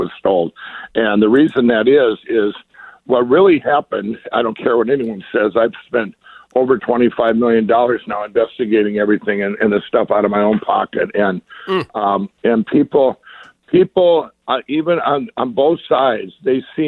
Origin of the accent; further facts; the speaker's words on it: Minnesota, United States; I come from Minnesota